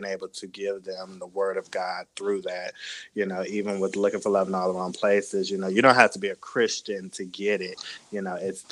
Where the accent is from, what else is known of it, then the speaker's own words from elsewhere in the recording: Washington, District of Columbia, United States; moved away as an adult; also born or lived in North Carolina / Los Angeles; now in Atlanta, United States; I'm originally from, I was born in Washington, D.C. I was raised in the DMV area.